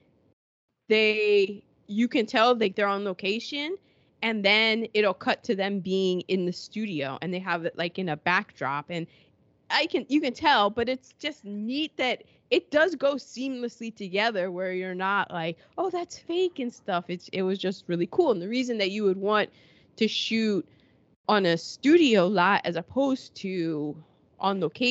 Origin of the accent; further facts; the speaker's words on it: United Kingdom; as a Brit.